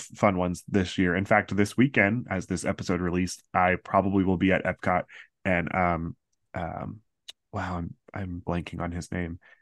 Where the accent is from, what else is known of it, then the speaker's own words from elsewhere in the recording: Central Florida, United States; Growing up in Central Florida, a lot of my friends sang at the Candlelight Processional